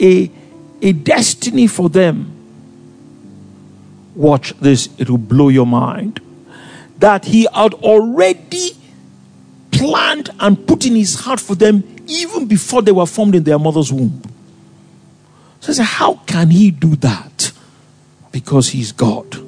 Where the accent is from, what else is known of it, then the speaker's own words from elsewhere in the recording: Lagos, Nigeria; also born or lived in Ikom; I came from Lagos